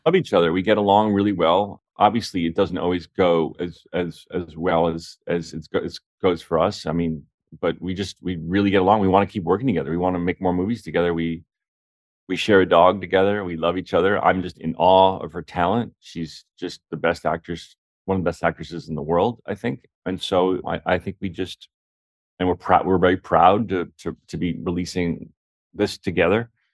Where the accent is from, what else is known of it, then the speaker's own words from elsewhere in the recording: South Orange, New Jersey, United States; my hometown, which is South Orange, New Jersey